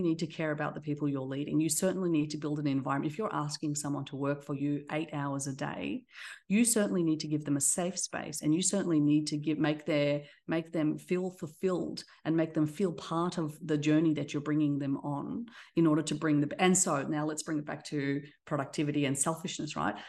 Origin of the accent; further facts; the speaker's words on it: Australia; accent: Australian; moved away as an adult; also born or lived in Black Sea coast; now in Dallas, United States; I have an Australian accent, so I was raised in Australia. I was born on the coast of the Black Sea, so an immigrant once, and then now I live in Dallas